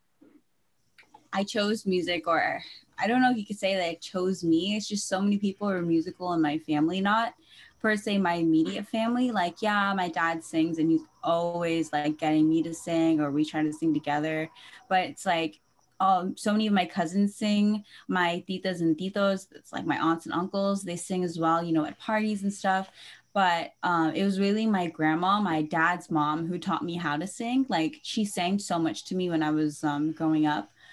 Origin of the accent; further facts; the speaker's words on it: Santa Clarita, California, United States; moved away; also born or lived in Philippines; I am originally from here, right here in California, Santa Clarita, and then back in 2009, I moved to the Philippines, and I was living there for the past 10 years